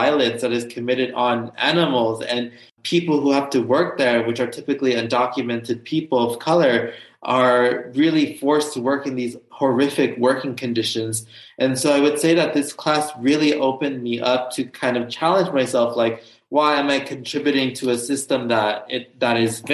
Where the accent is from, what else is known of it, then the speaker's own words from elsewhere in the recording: Los Angeles, California, United States; I grew up in Los Angeles, California. So I am a SoCal person